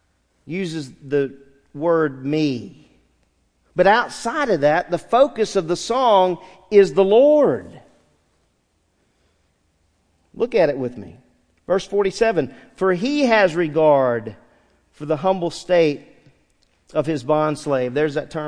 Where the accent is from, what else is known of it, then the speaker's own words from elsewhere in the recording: San Diego, California, United States; I was born in San Diego, California, October 9th, 1964